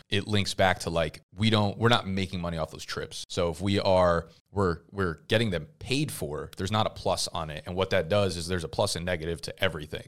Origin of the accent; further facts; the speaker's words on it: United States; people would identify me as an American